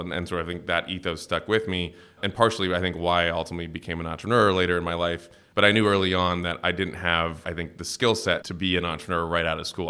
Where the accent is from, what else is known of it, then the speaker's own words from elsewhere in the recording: Cincinnati, Ohio, United States; moved away; I grew up in, uh, Cincinnati, Ohio